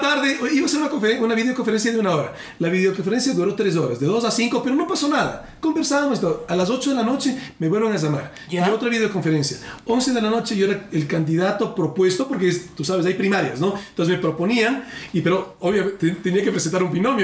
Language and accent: Spanish; Ecuador